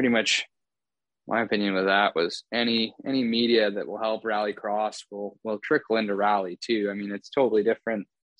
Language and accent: English; Canada; We're Canadian, but we can't speak French, right?